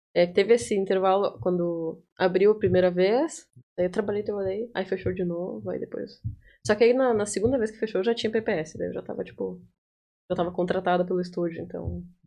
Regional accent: interior of Rio Grande do Sul, Brazil; moved away as an adult; also born or lived in Porto Alegre, Brazil / Itaqui, Brazil; Eu sou do bem do interior do Rio Grande do Sul. Antes, antes de eu vir para cá, eu morei em Porto Alegre por cinco anos

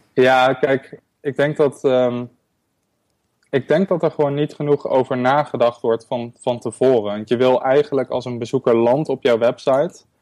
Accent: Netherlands; moved away as an adult; also born or lived in Berlin; ik heb Nederland echt voor een onbepaalde tijd achtergelaten

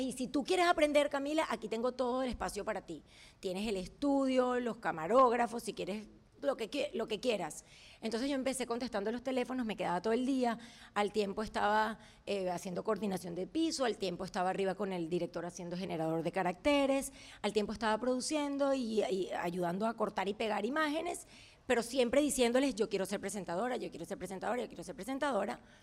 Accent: Venezuela; moved away as an adult; also born or lived in Montevideo, Uruguay; now in United States; yo nací en Montevideo y a los dos meses por la dictadura mis padres se van a Venezuela y, ahí, es así como me convierto en una venezolana que nació en Uruguay

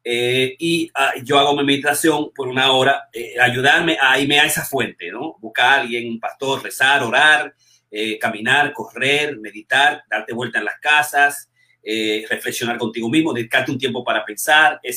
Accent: Dominican Republic; moved away; yo estoy hoy con los 50 mismos dólares que vine de República Dominicana, con los 60 dólares

